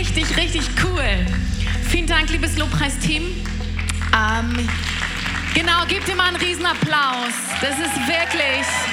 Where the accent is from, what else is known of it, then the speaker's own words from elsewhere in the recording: Flensburg, Schleswig-Holstein, Germany; ich komme ganz oben aus dem Norden, aus Flensburg